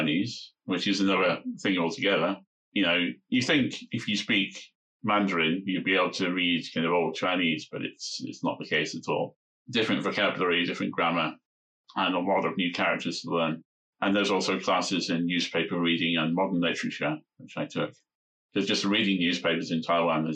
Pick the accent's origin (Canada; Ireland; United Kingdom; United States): United Kingdom; Lancashire, North West England; first language English; I grew up in England, in Lancashire, in the northwest of England.